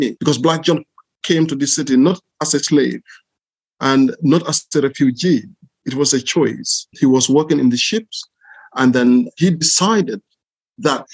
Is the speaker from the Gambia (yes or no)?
yes; Gambia; moved away as an adult; also born or lived in Ireland; now in Southampton, United Kingdom; I was born in Gambia. I went to school in Gambia, did my college in Gambia